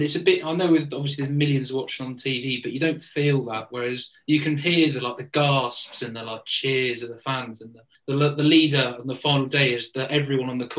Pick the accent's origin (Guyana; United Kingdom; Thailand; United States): United Kingdom; I'm British